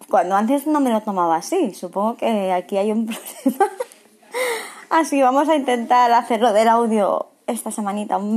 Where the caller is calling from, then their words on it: Masnou, Catalonia, Spain; Hola Pilar … de Masnow por fin he podido conseguir eh, oírte.